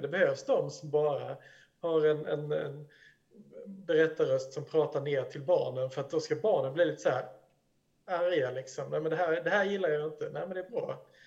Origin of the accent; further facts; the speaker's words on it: Sweden; som svensk